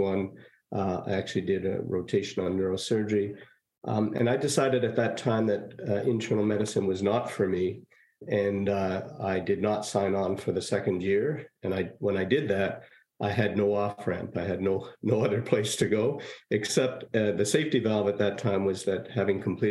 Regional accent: Montreal, Quebec, Canada; moved away as an adult; now in Kingston, Canada; I was born in Saint-Laurent, Quebec

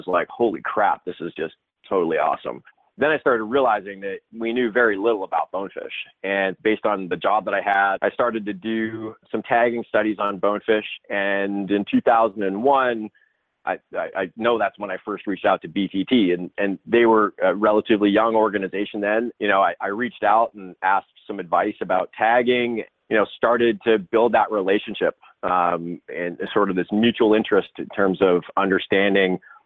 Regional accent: Toronto, Ontario, Canada; moved away as an adult; also born or lived in Alberta / Turks and Caicos Islands; I grew up in Toronto

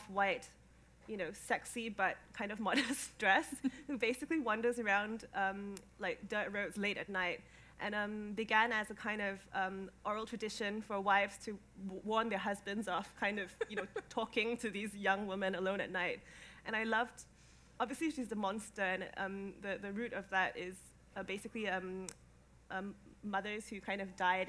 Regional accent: Singapore; moved away as an adult; now in London, United Kingdom; I grew up in Singapore. I spent the first 19 years of my life there

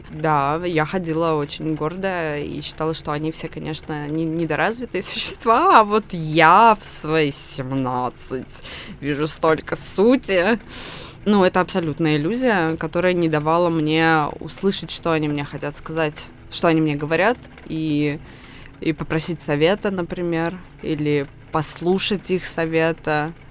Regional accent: Krasnoyarsk, Krasnoyarsk Krai, Russia; moved away; мы ехали из Красноярска, откуда все мы родом

